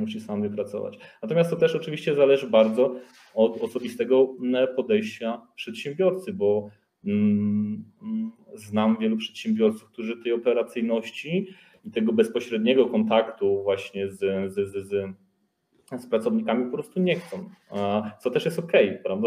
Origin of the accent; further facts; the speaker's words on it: Łowicz, Łódź Voivodeship, Poland; pochodzimy z jednego miasteczka, z Łowicza, znaliśmy się z liceum